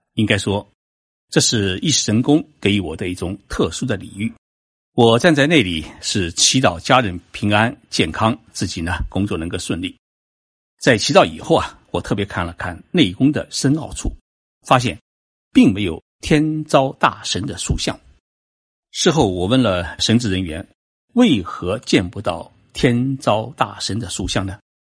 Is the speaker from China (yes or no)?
yes; China; 我们中国人